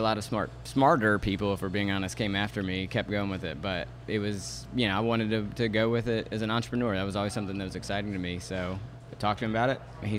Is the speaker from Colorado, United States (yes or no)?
no; North Shore, Louisiana, United States; I'm originally from the North Shore.